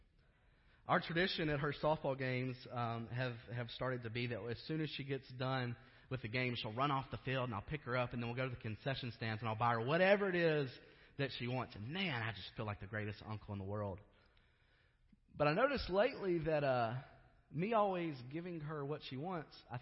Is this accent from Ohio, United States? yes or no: no; Kentucky, United States; I grew up in Kentucky.